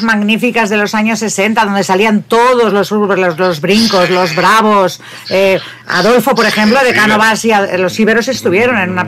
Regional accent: Bilbao, Basque Country, Spain; moved away as an adult; now in Barcelona, Spain; soy de Bilbao yo

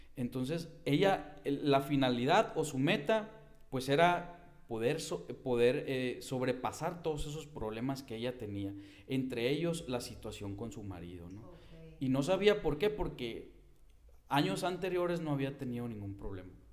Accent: Hermosillo, Sonora, Mexico; soy de la ciudad de Hermosillo.

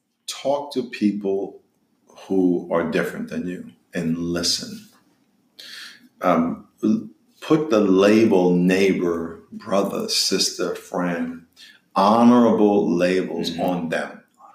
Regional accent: Long Island, New York, United States; And I'm from New York, so Long Island. So it was so much fun.

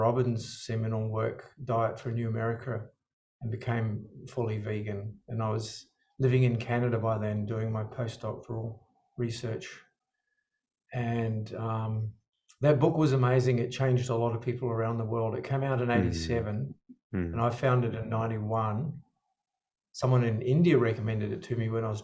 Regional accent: South Island, New Zealand; I grew up in New Zealand

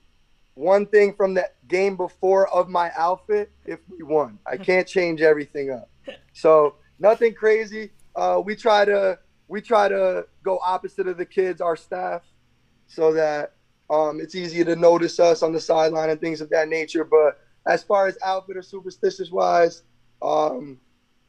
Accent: Garfield, New Jersey, United States; being a Garfield guy, oldest of four

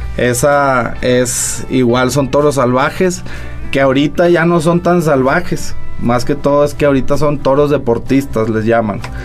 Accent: Saltillo, Coahuila, Mexico; somos de aquí de Saltillo.

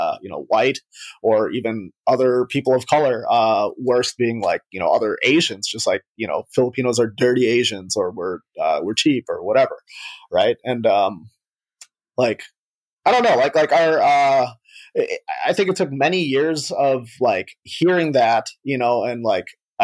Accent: United States; growing up in the United States

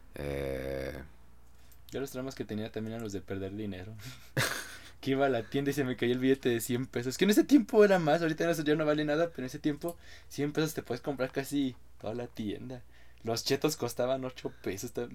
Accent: Mexico; como buen mexicano

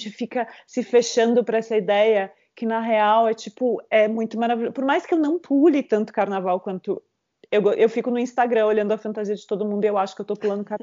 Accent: southern Brazil, Brazil; also born or lived in Caxias do Sul; eu venho do sul e no sul o carnaval tá começando há pouco tempo também

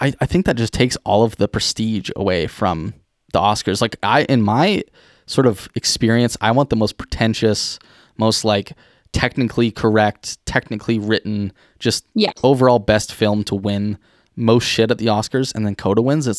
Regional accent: Ireland; Yeah, I think I'm Irish, so I can agree to that.

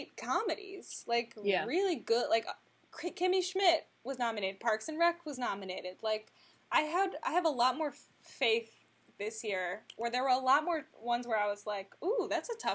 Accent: Texas, United States; moved away; also born or lived in Ohio; My neighborhood in Texas

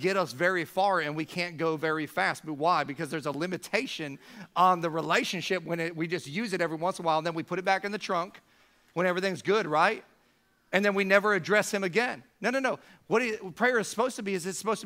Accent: Siesta Key, Florida, United States; I lived on Siesta Key. That's where I grew up in the Sarasota-Bradenton area

